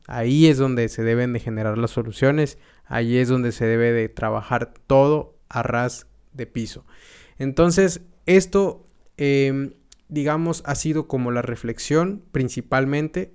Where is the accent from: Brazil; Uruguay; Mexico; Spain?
Mexico; also born or lived in United States; cuando me fui de México, estuve viajando a Estados Unidos